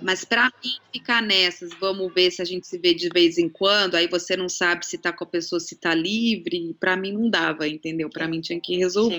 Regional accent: São Paulo, Brazil; now in Australia; pelo menos em São Paulo, da onde eu venho

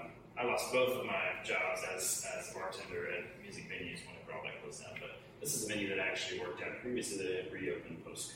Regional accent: Austin, Texas, United States; where we are physically right now is, like, right. Like exactly where I grew up, and it has changed.

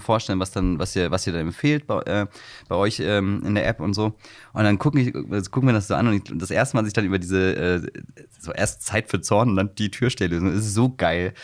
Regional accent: Wiesbaden, Hesse, Germany; now in Hamburg, Germany; ich komme ursprünglich aus Hessen, nee, Wies, also, mhm. Äh, nee, von Wiesbaden

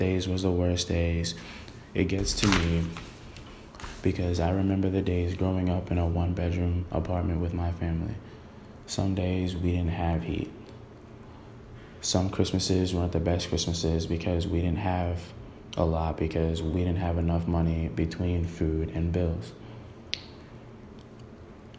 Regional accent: New York City, New York, United States; I was born in Brooklyn, New York. I grew up in the same area as Big did

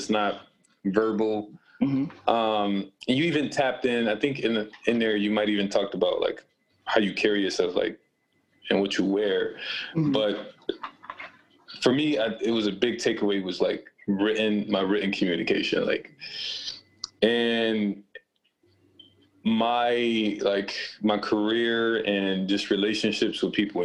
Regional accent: Rochester, New York, United States; you and I both grew up in Rochester

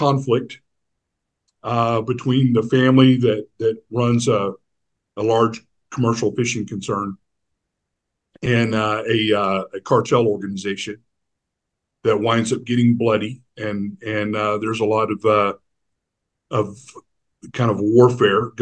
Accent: Houston, Texas, United States; growing up here and on the Texas Gulf Coast and in Houston, Galveston area

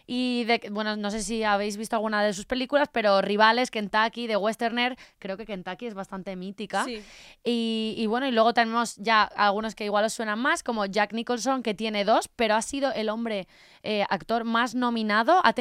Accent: Spain

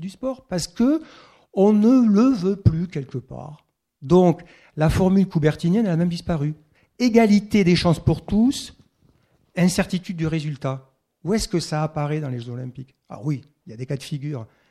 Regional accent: Castelsarrasin, Occitania, France; moved away; also born or lived in Toulouse; je suis occitan, c'est vrai, je suis né à Castel-Sarrazin. Après, j'ai quitté l'Occitanie

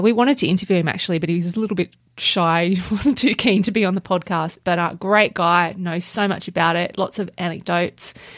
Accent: Australia; we're Australian.

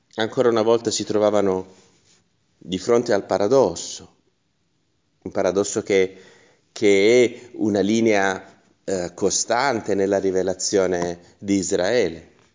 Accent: Taranto, Apulia, Italy; come si dice dalle mie parti, Salomone se ne andò all'aceto, eh, si dice così a Taranto

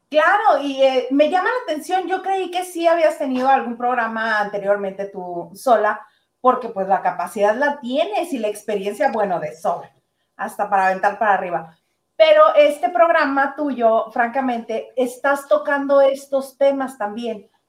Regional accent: Ensenada, Baja California, Mexico; also born or lived in Tijuana; nazco en Ensenada

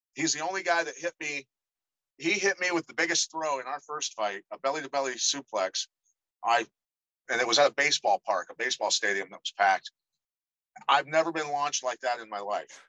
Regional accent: Iowa, United States; I grew up in Iowa

